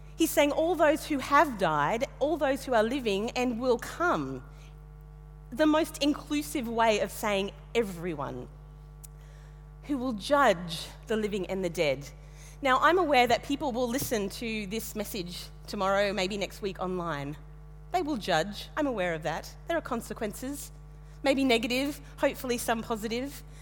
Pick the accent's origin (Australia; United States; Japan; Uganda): Australia; Western Queensland; moved away; also born or lived in Tasmania; I grew up in Western Queensland, about the most monocultural place you could find in Australia